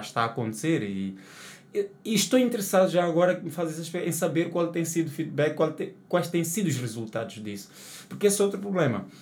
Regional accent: Matola, Maputo, Mozambique; sou da Matola, nasci no Patrício Mumba e tal. Agora vivo noutro bairro

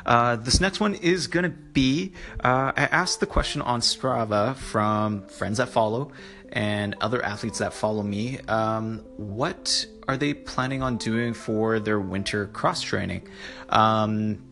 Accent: Canada; Being Canadian

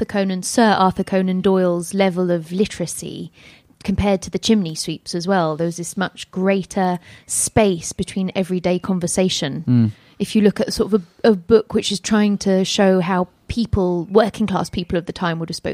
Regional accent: London, United Kingdom; I'm from London

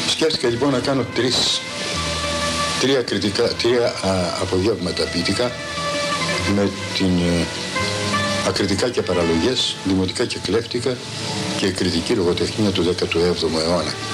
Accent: Crete, Greece; τη πατρίδα μου, τη Κρήτη.

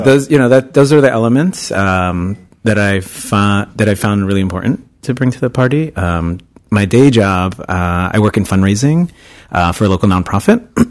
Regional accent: New York City, New York, United States; moved away as an adult; also born or lived in Bay Area, California; now in San Francisco, United States; I'm originally from New York. Uh, I'm from Queens

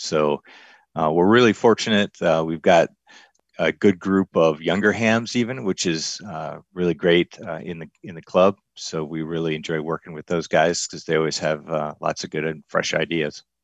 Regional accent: Michigan, United States; moved away as an adult; now in Arizona, United States; I'm a transplant. I'm originally from Michigan. So I've been out in Arizona and the West for about the last forty years

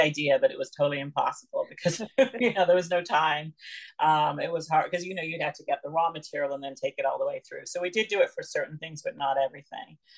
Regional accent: Lanigan, Saskatchewan, Canada; also born or lived in London, England; Well, I was born in London, England, but I grew up and then um, we moved um, to uh, Lanigan, Saskatchewan, actually. And so I grew up and I'm a, i consider myself partly a prairie girl, partly British.

